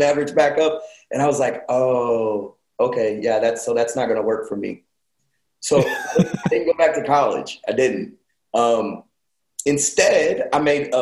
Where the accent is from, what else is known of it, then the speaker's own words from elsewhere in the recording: Elgin, Texas, United States; I grew up in Elgin, Texas. All my years of school, I went there.